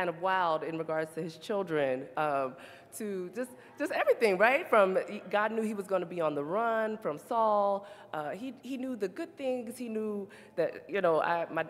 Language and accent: English; the South, United States; we're from the South